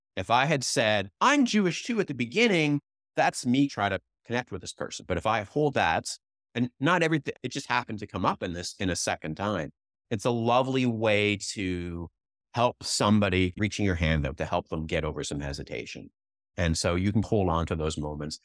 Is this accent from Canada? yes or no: yes; Canada; also born or lived in Vancouver; now in Silicon Valley, United States; I'm Canadian